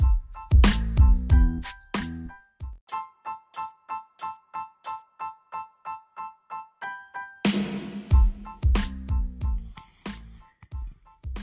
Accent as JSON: {"language": "English", "town": "Detroit", "region": "Michigan", "country": "United States", "said": "I'm from Detroit, and my people are from Oklahoma, Mississippi, and Arkansas."}